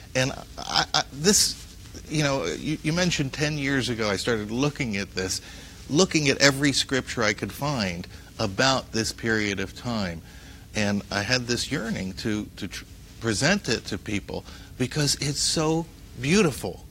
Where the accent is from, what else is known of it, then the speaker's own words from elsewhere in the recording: Paterson, New Jersey, United States; I am an Arab American of Lebanese and Syrian ancestry, and I grew up in Paterson, New Jersey